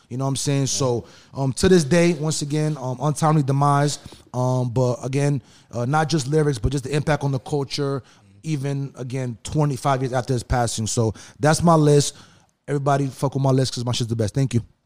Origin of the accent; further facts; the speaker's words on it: New York, United States; now in Los Angeles, United States; we're from East East Coast, New York